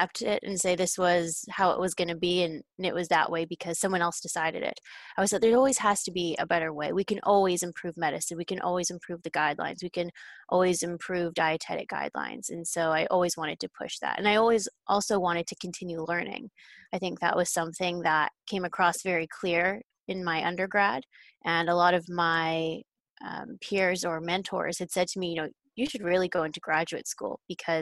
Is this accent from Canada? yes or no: yes; Canada; I grew up in Canada